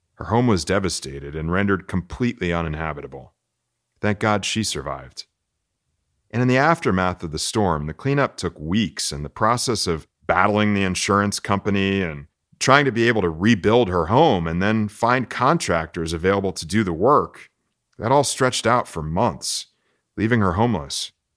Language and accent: English; Florida, United States; now in Texas, United States; growing up in Florida, we didn't run from storms